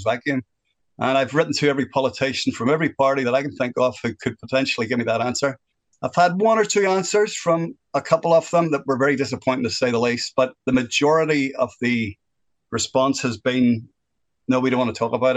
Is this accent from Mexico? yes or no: no; Northern Ireland, United Kingdom; moved away as an adult; now in New Zealand; I am originally from Northern Ireland. I lived through the worst part of the violence in Northern Ireland. I was 11 when that started off, and I left in 1988